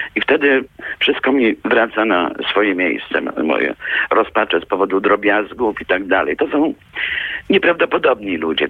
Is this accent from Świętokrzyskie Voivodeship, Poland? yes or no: yes; Kielce, Świętokrzyskie Voivodeship, Poland; Wspominam Kielce, gdzie się urodziłam i na mojej ulicy mieszkała wdowa po oficerze zamordowanym w Katyniu